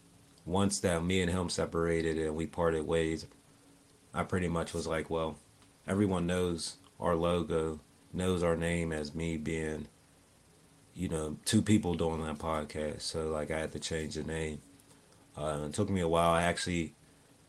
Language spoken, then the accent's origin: English; Pittsburgh, Pennsylvania, United States; I'm from Pittsburgh, yeah. Pittsburgh on the north side, born and raised on the north side.